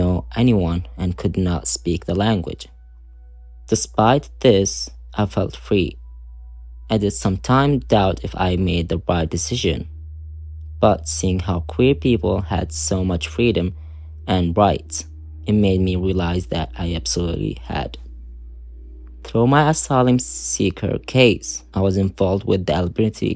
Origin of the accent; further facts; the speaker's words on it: Saudi Arabia; now in United Kingdom; Growing up in Saudi as a queer person